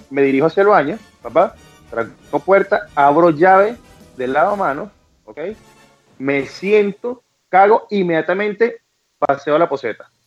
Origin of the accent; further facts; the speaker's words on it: Venezuela; también ser venezolano e hice para Perú, para Colombia, para Panamá y decirte, soy venezolano, regálame real